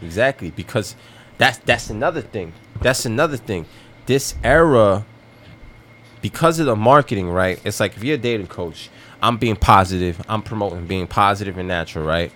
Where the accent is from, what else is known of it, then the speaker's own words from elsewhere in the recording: United States; I grew up in America